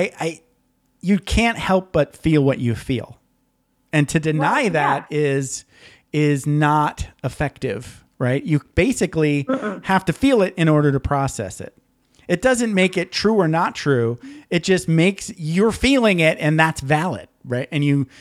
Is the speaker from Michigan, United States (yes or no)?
yes; Michigan, United States; moved away; I grew up in Michigan